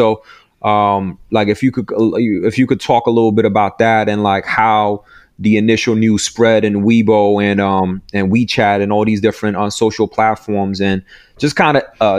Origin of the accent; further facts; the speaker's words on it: New York, United States; Like, and I'm from New York. Like, you know, I live in I always grew up around Asian people.